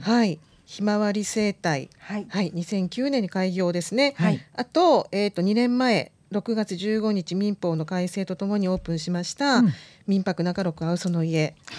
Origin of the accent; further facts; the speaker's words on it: Nara, Japan; accent: Kansai dialect; moved away as an adult; also born or lived in Osaka / Kobe; now in Joetsu, Japan; 大阪生まれ、奈良育ちの神戸っ子で